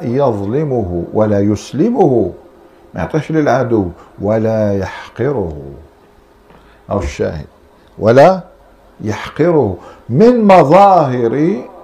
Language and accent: Arabic; Algeria; احنا عندنا في الجزائر